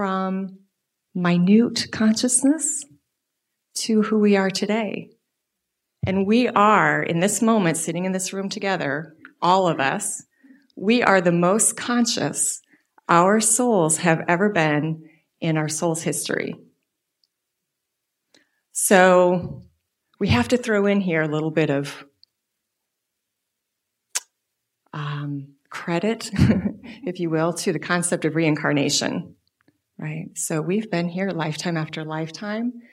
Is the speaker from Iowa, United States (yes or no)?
yes; Des Moines, Iowa, United States; I grew up in Unity, born and raised in Des Moines, Iowa.